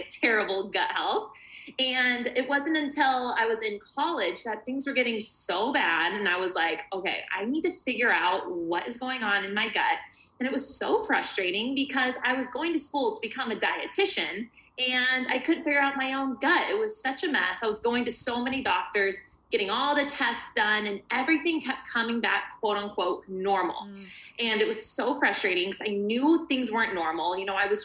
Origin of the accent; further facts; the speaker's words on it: Arizona, United States; I'm from Arizona, warm, sunny Arizona.